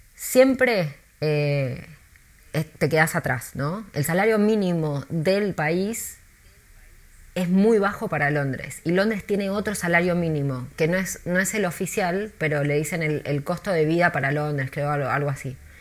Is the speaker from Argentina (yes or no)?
yes; Buenos Aires, Argentina; moved away as an adult; also born or lived in New York, United States / Mexico City, Mexico; now in London, United Kingdom; yo soy de Buenos Aires